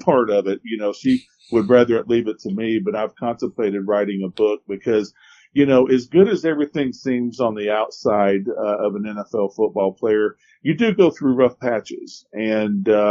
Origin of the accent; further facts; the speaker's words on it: Ellijay, Georgia, United States; actually I grew up in Ellijay